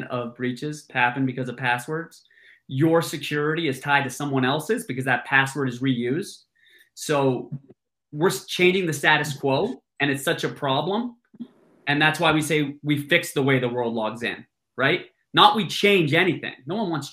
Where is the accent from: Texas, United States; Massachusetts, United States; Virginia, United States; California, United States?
Massachusetts, United States; moved away as an adult; also born or lived in New York City; my background, I grew up in Massachusetts